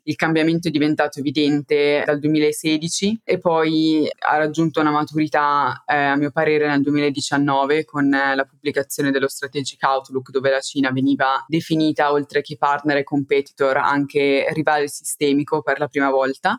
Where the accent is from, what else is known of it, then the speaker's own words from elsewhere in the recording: Italy; moved away as an adult; now in London, United Kingdom; sono vicina all'Italia, quindi spesso posso tornare